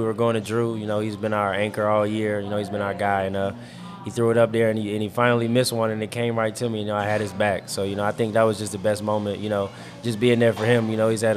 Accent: Petersburg, Virginia, United States; I'm from Petersburg, Virginia

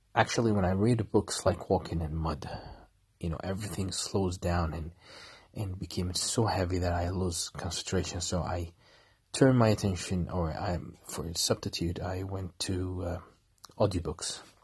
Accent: Kuwait; I'm from Kuwait.

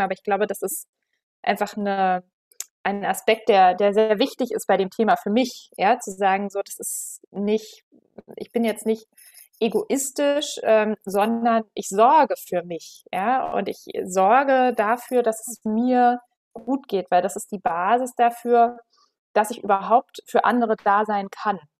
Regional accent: Berlin, Germany; ich komme aus Berlin, bin 35 Jahre alt

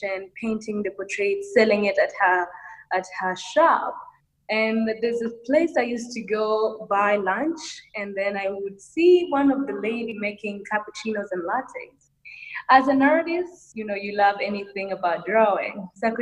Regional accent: Rwanda; I am from Rwanda, East Africa

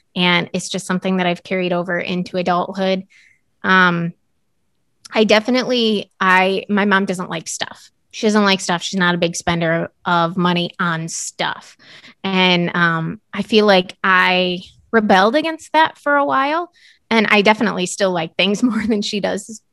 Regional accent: United States

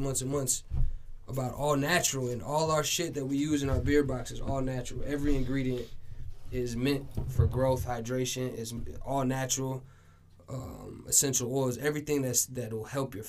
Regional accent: Paraguay; now in Minnesota, United States; I'm from South America. I'm from a country called Paraguay.

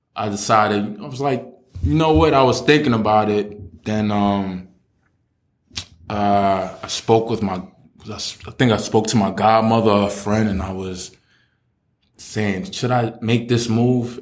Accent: New York City, New York, United States; also born or lived in Queens / the Bronx / Staten Island / New Jersey; I'm from Brooklyn. Um, I've moved around a lot.

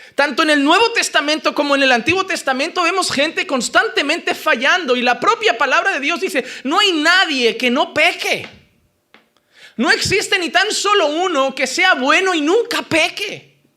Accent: Spain; Como español

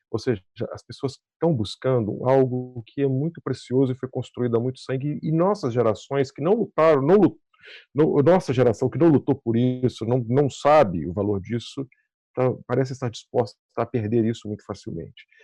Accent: Brazil; nós, como brasileiros

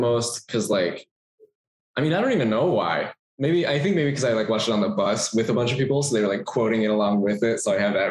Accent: Texas, United States; moved away as an adult; also born or lived in California; now in Los Angeles, United States; I was born in California and then moved to Texas

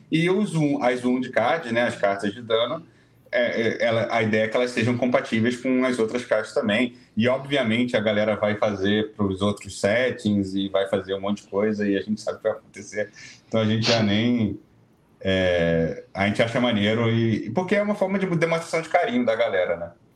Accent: Brazil; a gente é, é brasileiro, mora no Brasil

